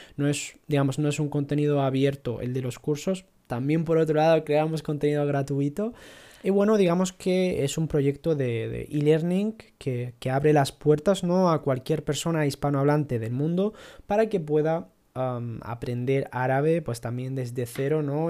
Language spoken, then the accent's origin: Spanish; Ceuta, Spain; moved away as an adult; also born or lived in Italy; now in Granada, Spain; Yo soy de Ceuta, pero vivo en Granada desde hace 10 años y digamos que, bueno, vine a formarme, ¿no? A estudiar en la universidad